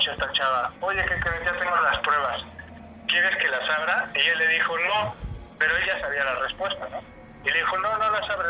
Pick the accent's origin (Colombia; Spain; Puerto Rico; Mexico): Mexico; Ecatepec, State of Mexico; yo también crecí en Ecatepec, esa yo era de Ecatepec.